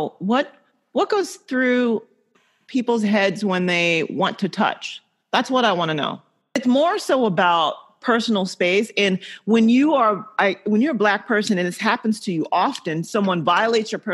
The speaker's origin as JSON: {"language": "English", "region": "the South", "country": "United States", "tie": "born or raised there", "said": "I grew up in the South."}